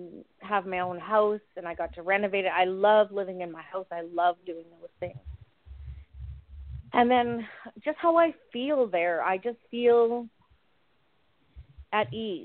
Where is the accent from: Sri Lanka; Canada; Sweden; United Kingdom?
Canada; Edmonton, Alberta; moved away; I have an opportunity to return back to my hometown.